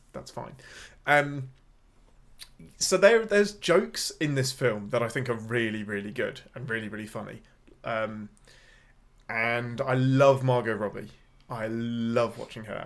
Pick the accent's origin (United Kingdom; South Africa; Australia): United Kingdom; England; I'm your Englishman